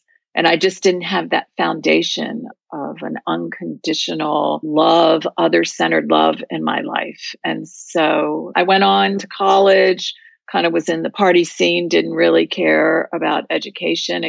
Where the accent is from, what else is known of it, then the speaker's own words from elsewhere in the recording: Virginia, United States; I grew up in Virginia in a very close-knit Jewish community